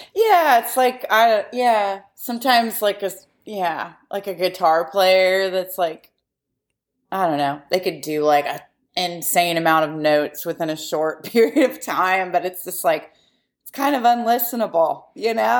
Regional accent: Yellow Springs, Ohio, United States; we grew up near Yellow Springs, Ohio

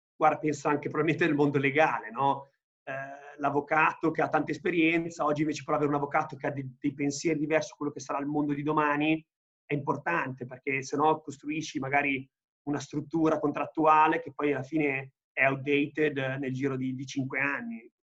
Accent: Italy

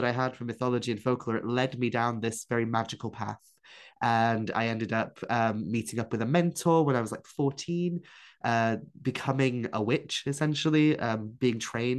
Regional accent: Wales, United Kingdom; first language Welsh; English is a second language; Ynysmon, the Isle of Anglesey. And I grew up there, which it was a Welsh-speaking community. So I grew up immersed in the Welsh language and didn't really speak English until I went to high school.

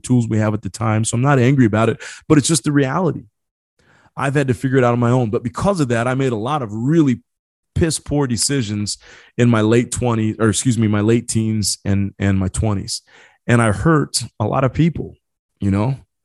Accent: Marion, Indiana, United States; also born or lived in Ecuador; I was adopted from South America, brought over from Ecuador, brought to a city by the name of Marion in the state called Indiana, the Hoosier state

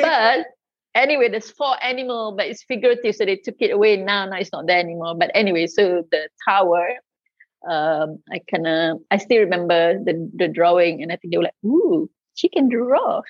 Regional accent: Kelantan, Malaysia; I am from the East Coast, Kelantan, uh, famously uh, known as the uh, cradle of culture in Malaysia. So I think that kind of affects upbringing a bit

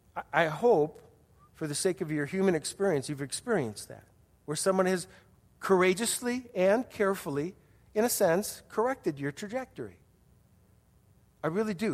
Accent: Wisconsin, United States; moved away; I grew up in Wisconsin

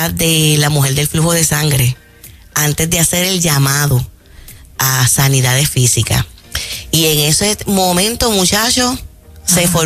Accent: Aguada, Puerto Rico; En mi pueblo Aguada

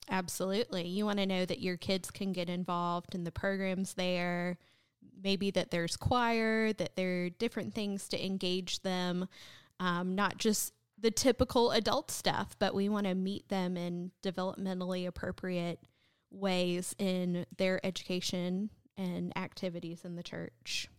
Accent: North Carolina, United States; moved away as an adult; also born or lived in South Texas; now in LaGrange, United States; I grew up in North Carolina, but for the past about, about a decade, I served a church in South Texas

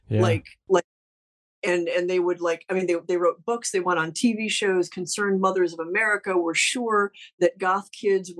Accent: Ohio, United States; I'm from Ohio.

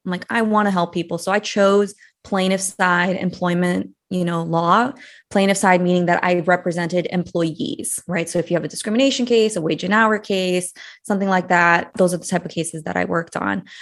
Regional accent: United States; also born or lived in Brazil; I moved to the States when I was eight years old.

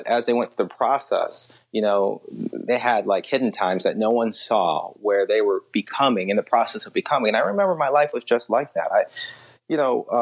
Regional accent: Southfield, Michigan, United States; also born or lived in Detroit, Michigan / West Bloomfield, Michigan; I grew up in Southfield, Michigan. And then later West Bloomfield.

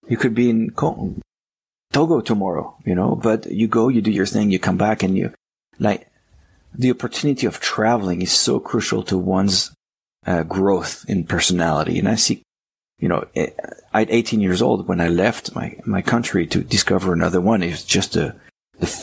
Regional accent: France; moved away as an adult; also born or lived in Arkansas, United States; now in United States; I was born in France. My heart is French. I'm now American citizen as well.

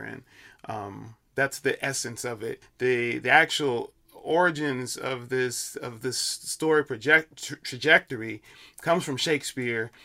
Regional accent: Chicago, Illinois, United States; moved away as an adult; now in New York, United States; I'm from Chicago, uh, originally

